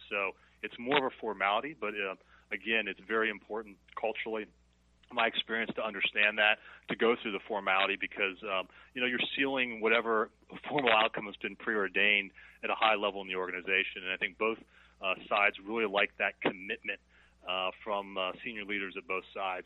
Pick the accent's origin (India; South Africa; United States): United States; as an American with a lot of international experience